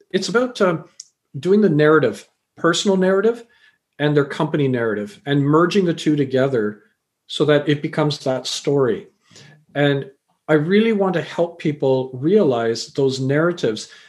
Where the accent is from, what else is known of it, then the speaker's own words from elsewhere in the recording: Canada; also born or lived in England / Fiji (parents) / India (grandparents); I was born in England, raised in Canada.